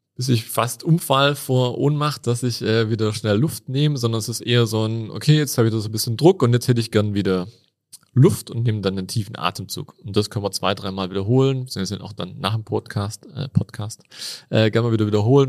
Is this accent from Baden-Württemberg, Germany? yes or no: yes; Tübingen, Baden-Württemberg, Germany; accent: Swabian; moved away as an adult; now in Innsbruck, Austria; ich bin gebürtiger Schwab